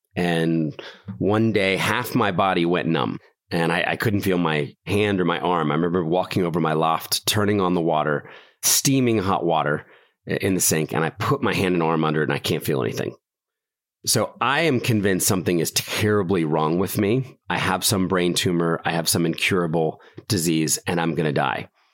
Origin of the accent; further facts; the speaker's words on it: Philadelphia, Pennsylvania, United States; also born or lived in New York City; I was born in Philadelphia, middle class family